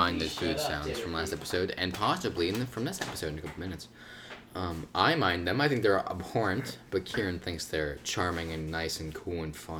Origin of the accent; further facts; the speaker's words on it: United States; I was born in America.